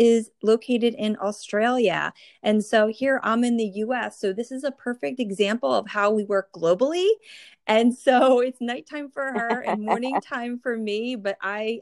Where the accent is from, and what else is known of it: New Jersey, United States; born or raised there